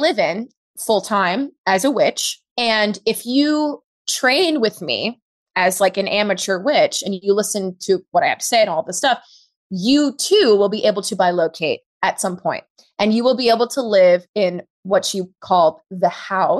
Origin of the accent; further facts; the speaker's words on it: New York City, New York, United States; I grew up in Harlem, rent controlled apartment